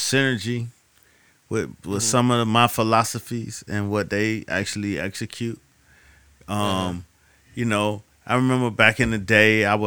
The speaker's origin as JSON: {"language": "English", "town": "Miami", "region": "Florida", "country": "United States", "said": "I'm from Miami."}